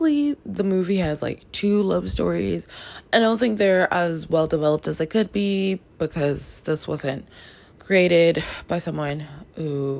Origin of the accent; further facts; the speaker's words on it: Canada; moved away; also born or lived in Washington Heights, New York, United States; I grew up in Canada